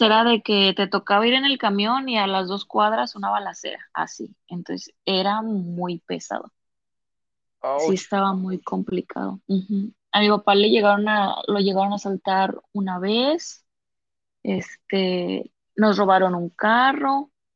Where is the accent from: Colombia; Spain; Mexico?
Mexico; Lerdo, Durango; accent: cantadito de laguna; moved away as an adult; now in Monterrey, Mexico; soy de Lerdo Durango la ciudad de los alacranes.